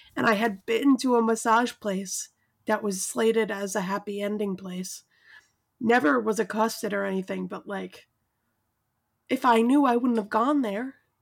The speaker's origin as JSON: {"language": "English", "town": "New York City", "region": "New York", "country": "United States", "moved": "as an adult", "lives_now": "Brooklyn, United States", "said": "I'm from Staten Island"}